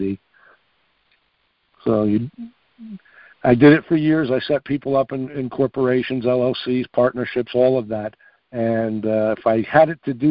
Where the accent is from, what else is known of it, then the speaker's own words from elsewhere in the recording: Long Island, New York, United States; moved away; also born or lived in Mineola, New York / Massapequa, New York / Ronkonkoma, New York; I grew up in New York. That's where I'm from originally as well. I grew up on